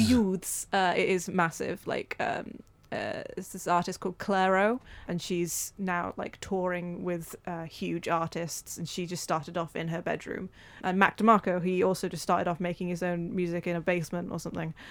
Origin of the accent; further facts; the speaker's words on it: Wales, United Kingdom; we're Welsh